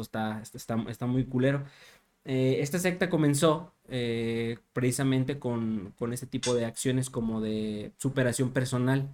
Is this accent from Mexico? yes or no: yes; Mexico